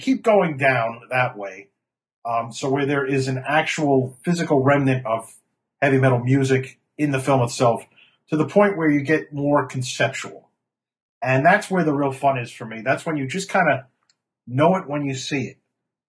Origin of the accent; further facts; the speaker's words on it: New York City, New York, United States; moved away as an adult; now in Chicago, United States; I've lived here since 2003. I grew up in Brooklyn, New York, in Flatbush, and spent the summers on the Jersey Shore at my grandmother's house in a scenic little bayside town called Heensburg. And I moved here in 2003